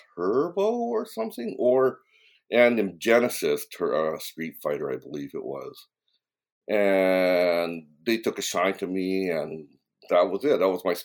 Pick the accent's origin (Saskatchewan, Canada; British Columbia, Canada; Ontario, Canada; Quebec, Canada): British Columbia, Canada; Vancouver; moved away as an adult; now in Japan; I moved from Vancouver, Canada, to Japan after I graduated from university because, prospects were kind of limited at the time. So I started living in Japan from 1985.